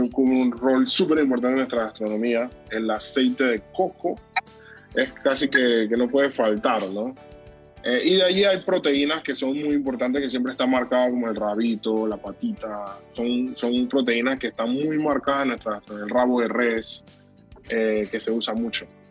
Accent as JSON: {"language": "Spanish", "town": "Panama City", "region": "Panamá", "country": "Panama", "tie": "born or raised there", "said": "yo nací en Calle Cuarta Río Abajo, un barrio con una, un bagaje cultural muy grande"}